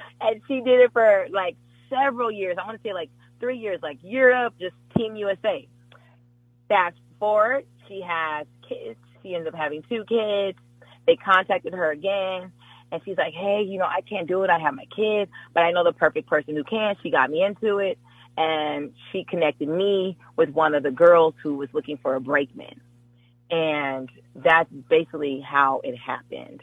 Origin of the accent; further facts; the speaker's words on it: Jamaica; I am Jamaican